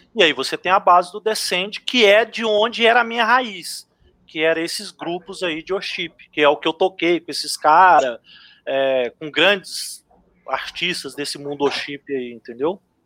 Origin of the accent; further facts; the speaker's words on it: Goiânia, Goiás, Brazil; moved away as an adult; now in Londrina, Brazil; nasci em Goiânia, vim para Londrina em 2010